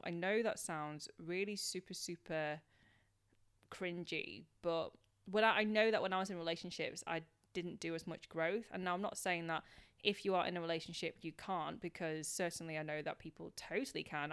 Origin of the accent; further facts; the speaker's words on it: United Kingdom; being British born Chinese